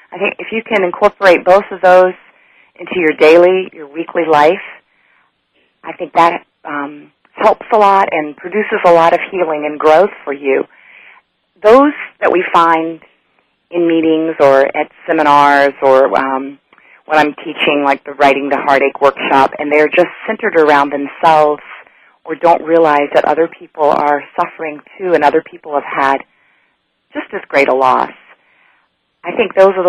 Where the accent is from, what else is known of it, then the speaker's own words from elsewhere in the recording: Japan; now in United States; North Carolina, which I've grown to call home, even though I grew up overseas in Japan.